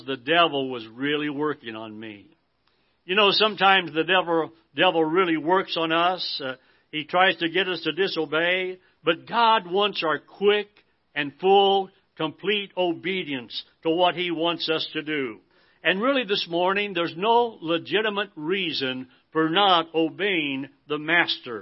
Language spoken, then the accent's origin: English; Idaho, United States; As a young boy growing up in Idaho